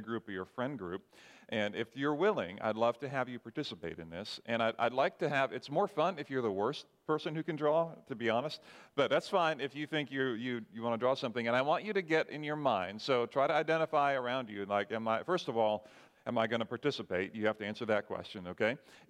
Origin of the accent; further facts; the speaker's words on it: Barbados; now in United States; Hey, it's better than when I grew up in Barbados, okay?